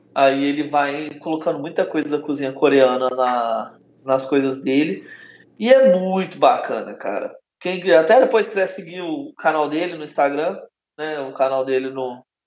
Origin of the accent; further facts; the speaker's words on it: Belo Horizonte, Minas Gerais, Brazil; Eu sou de Belo Horizonte